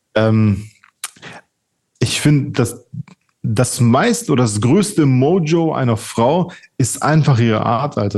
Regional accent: Czechia; ich bin ja Tscheche

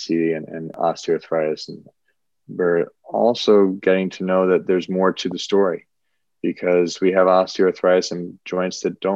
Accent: Dallas, Texas, United States; moved away as an adult; also born or lived in Boston, Massachusetts / Ohio / Washington, D.C.; now in New York City, United States; I moved to Dallas, Texas at the age of 7 and really grew up a Texan

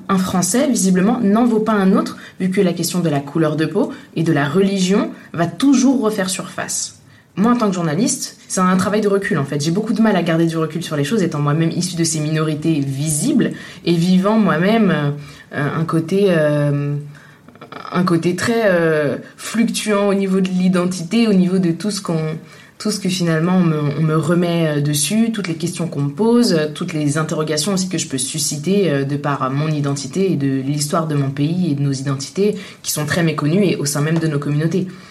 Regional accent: Tunisia; now in France; je suis née en Tunisie, je suis de nationalité française, je vis en France

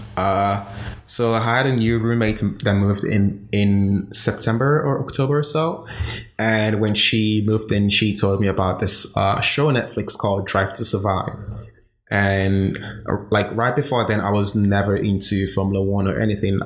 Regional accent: Nigeria; moved away as an adult; now in Amsterdam, Netherlands; born and raised in Nigeria

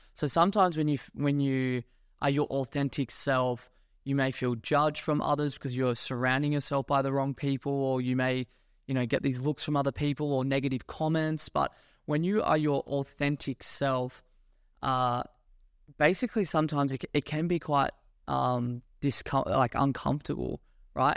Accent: Australia; moved away as an adult; also born or lived in Gold Coast; now in Dubai, United Arab Emirates; I was born in Australia. I grew up there, went to school there, university there

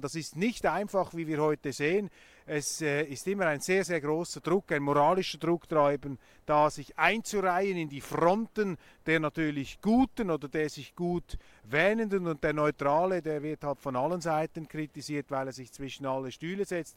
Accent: Switzerland; als Schweizer

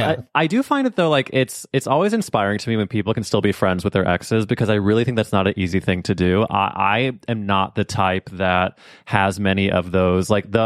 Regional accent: St. Louis, Missouri, United States; Yeah, like, we grew up in St. Louis together.

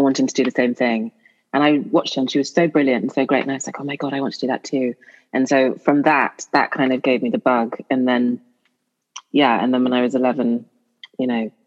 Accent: Home Counties, England, United Kingdom; I'm a home counties girl. So I was brought up in between Northamptonshire, Buckinghamshire and Oxfordshire.

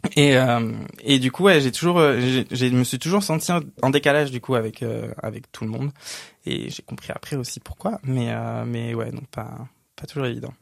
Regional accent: a village north of Cergy, Île-de-France, France; J'ai grandi dans un petit village, vraiment un tout petit village de 800 habitants, un peu au nord de Cergy

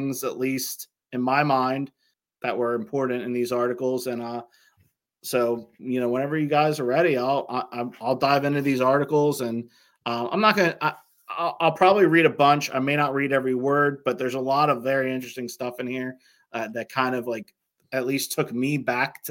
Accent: Muhlenberg, Pennsylvania, United States; I was 8 or 9, you know, and I'm from Muhlenberg

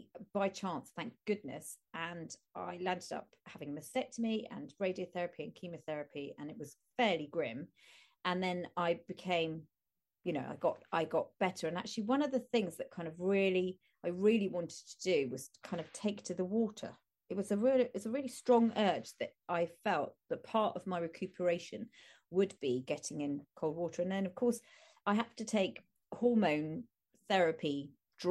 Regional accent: Chelmsford, East of England, United Kingdom; I grew up in Chelmsford in Essex

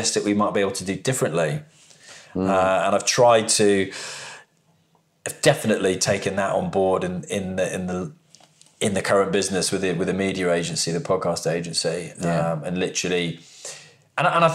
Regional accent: United Kingdom; also born or lived in High Wycombe, Buckinghamshire / Oakville, Ontario, Canada; moved back to the UK

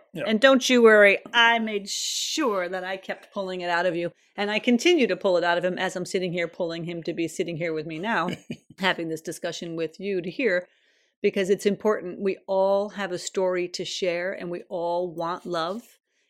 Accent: United States; now in Sweden; when I came from America to Sweden

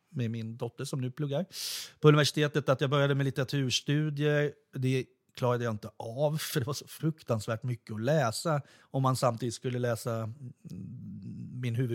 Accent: Kristinehamn, Värmland, Sweden; born there; för att jag är född i Värmland när min pappa gjorde tingstjänstgöring i Kristinehamn.

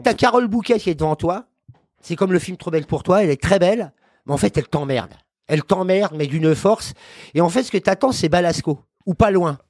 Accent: Paris, Île-de-France, France; Je suis parisien déjà

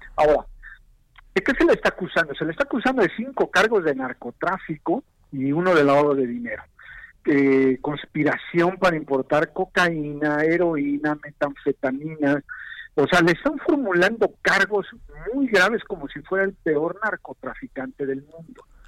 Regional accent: Mexico

